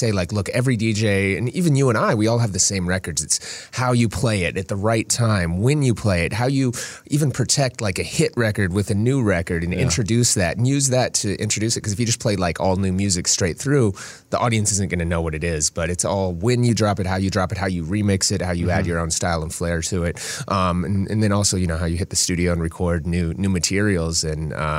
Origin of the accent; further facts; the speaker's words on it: Minnesota, United States; I grew up out here in Minnesota and I remember listening to him